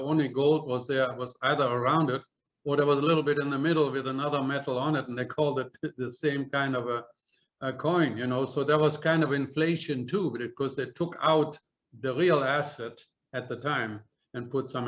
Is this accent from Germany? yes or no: yes; Germany; moved away; When I came from Germany here, which is 1966, I got there was 4 marks to a U.S. dollar